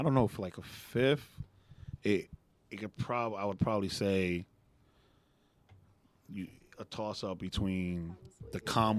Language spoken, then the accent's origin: English; New York City, New York, United States; I'm from Queensbridge, like I'm from that the same hood.